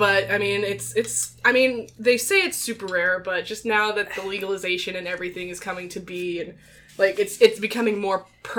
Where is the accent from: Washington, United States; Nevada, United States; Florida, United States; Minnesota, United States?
Minnesota, United States; I grew up in Minnesota, land of a thousand lakes